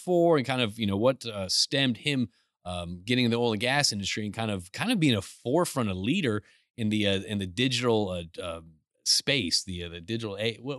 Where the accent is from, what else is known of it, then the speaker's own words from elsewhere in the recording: Houston, Texas, United States; I'm from Houston